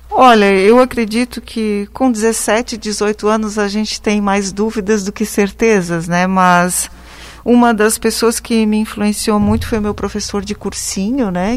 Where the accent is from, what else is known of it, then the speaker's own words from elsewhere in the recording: Rio do Oeste, Santa Catarina, Brazil; also born or lived in Lages; Eu sou natural aqui do Vale do Itajaí, do município de Rio do Oeste